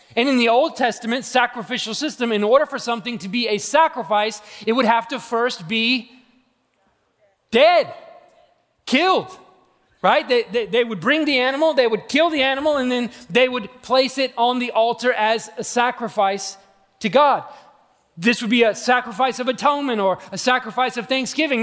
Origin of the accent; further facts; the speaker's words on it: Atlanta, Georgia, United States; I'm from Atlanta, Georgia